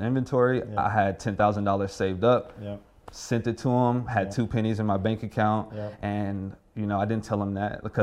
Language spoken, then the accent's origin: English; Houston, Texas, United States; I'm from Houston